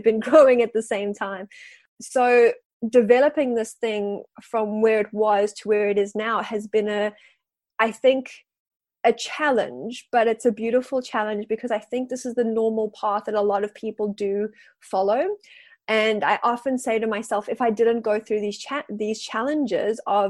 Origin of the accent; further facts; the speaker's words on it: South Africa; moved away as an adult; now in Wellington, New Zealand; I am South African living in Wellington and I've been living here for about 5 years now.